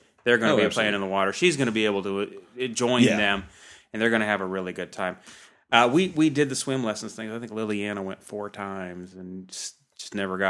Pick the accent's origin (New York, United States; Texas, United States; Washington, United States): Washington, United States; Seattle; You know, when I grew up in Seattle, we were close to Lake Washington.